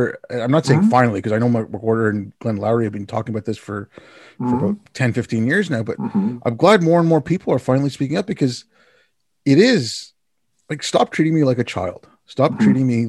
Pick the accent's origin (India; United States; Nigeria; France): India; born there; I was born in India, I work in IT, I set up communication systems.